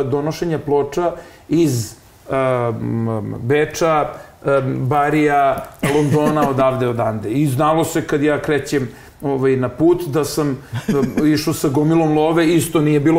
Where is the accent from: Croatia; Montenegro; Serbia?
Serbia; Belgrade; ja kažem iz Beograda iz kog Beograda, ja kažem iz onog pravog Beograda i Srbije